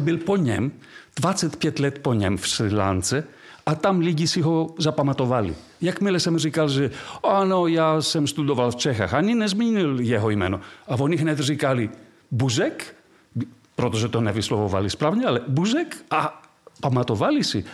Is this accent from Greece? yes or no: yes; Delphi, Central Greece, Greece; Czech is a second language; moved away as an adult; also born or lived in Prague / Paris; pocházím z Delf eh, v Řecku, z toho antického města s Věštírnou. A, ale to je malá vesnice dnes. Takže z té vesnice najednou já jsem byl v Praze